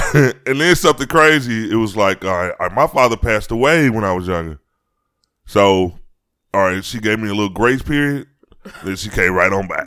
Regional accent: Chicago, Illinois, United States; on my street when I grew up in Chicago

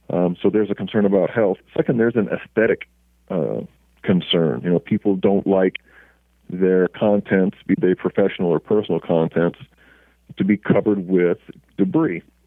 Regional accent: Oklahoma, United States; moved away as an adult; also born or lived in Altus Air Force Base, Oklahoma / Los Angeles, California; we lived in Oklahoma uh, all through my uh, elementary, junior high, high school, and college um, career

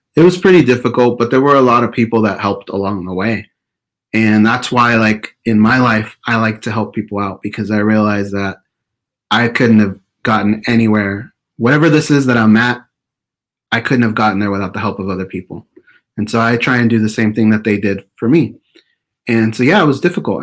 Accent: Orange County, California, United States; also born or lived in Perris, California; we were born and raised in Orange County

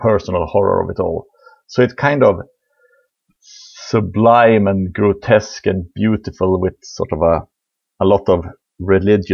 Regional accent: above the Arctic Circle, northern Sweden, Sweden; I am from Sweden, far, far, really far north in Sweden. I was sort of born in the above the Arctic Circle in a small mining town

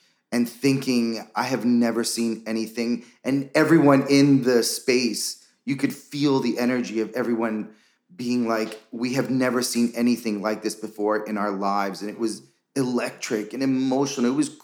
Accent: New York City, New York, United States; I was born and raised in New York City in Washington Heights

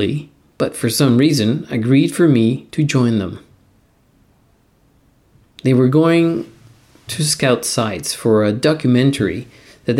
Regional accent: Mexico City, Mexico; English is a second language; moved away as an adult; now in Canada; I was born and raised in Mexico City

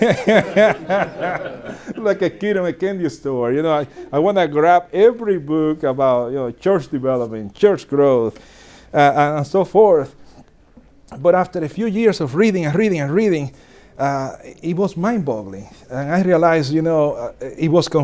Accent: Dominican Republic; I was born and raised in Dominican Republic

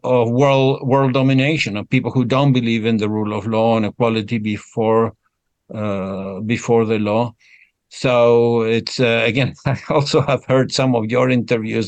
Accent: Argentina; I was born in Argentina

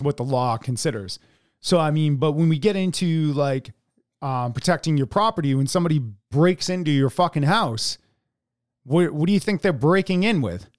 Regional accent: United States; as American citizens

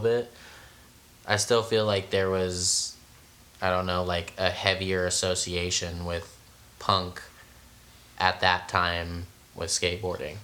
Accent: San Francisco, California, United States; I'm from San Francisco

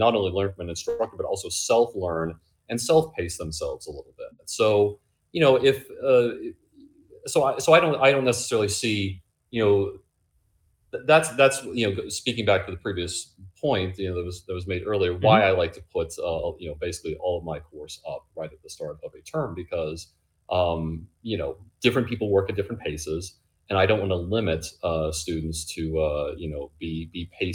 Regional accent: Illinois, United States; moved away as an adult; also born or lived in Alaska; now in Mount Laurel, United States; I grew up in Illinois

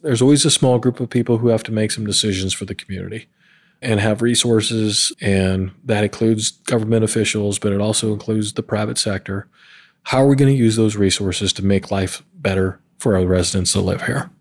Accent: Montana, United States; also born or lived in Georgia / South Carolina / New Mexico / North Carolina; now in Columbus, United States; I'm originally from Montana, so I'm a proud, rare Montana native, and I always call that home. But I've lived in Georgia and South Carolina, New Mexico, North Carolina, and now here in Ohio.

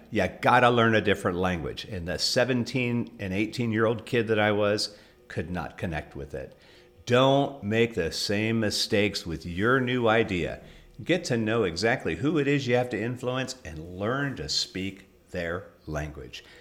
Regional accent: Southern California, United States; first language English; I grew up in Southern California

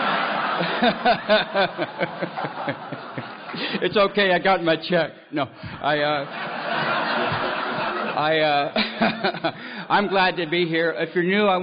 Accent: California, United States; also born or lived in Detroit, Michigan; I was born in Detroit and I come out to California when I was about 4 years old

